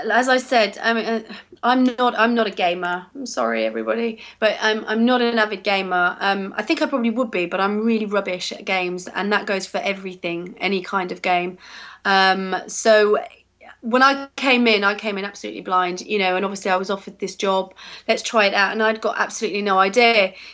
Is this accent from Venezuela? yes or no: no; England, United Kingdom; even though I'm really English, uh, as soon as I start speaking a foreign language, I, I have that French accent to it